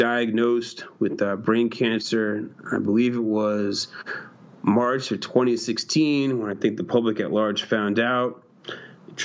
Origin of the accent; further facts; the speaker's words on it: Connecticut, United States; now in New York, United States; I grew up in Connecticut. I reside in New York. I'm not Canadian.